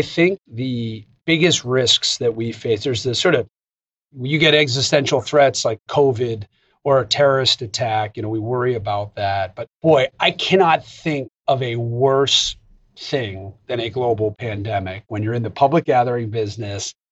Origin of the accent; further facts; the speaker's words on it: United States; as an American